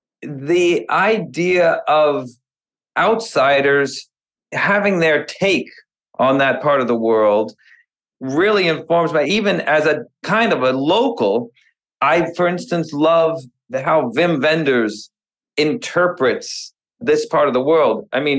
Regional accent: Texas, United States; moved away; also born or lived in California; I am from Texas, and I've been back and forth between Texas and California.

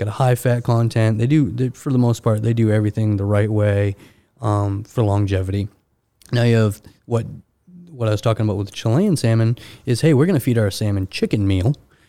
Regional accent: Maine, United States; You're from Ohio. I'm from Maine.

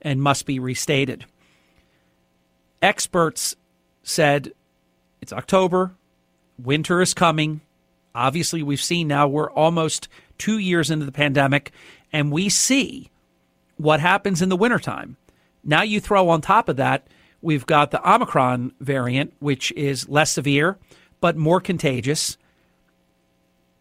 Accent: Atlantic City, New Jersey, United States; My hometown, the world's playground, Atlantic City

